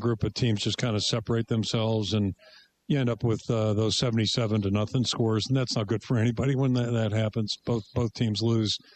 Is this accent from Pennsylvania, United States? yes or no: yes; Pittsburgh, Pennsylvania, United States; the Pittsburgh Pirates, my hometown team